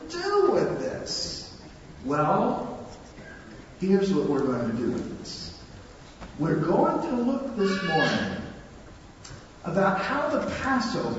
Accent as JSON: {"language": "English", "region": "North Louisiana", "country": "United States", "tie": "born or raised there", "said": "5 or 6 years old, I was growing up in North Louisiana"}